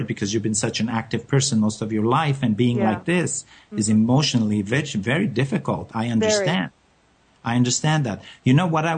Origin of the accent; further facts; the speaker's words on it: France; moved away; I come from France